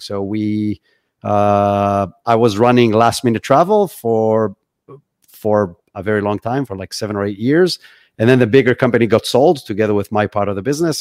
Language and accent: English; Israel; moved away as an adult; now in Florida, United States; I'm originally from Israel. That's where I grew up.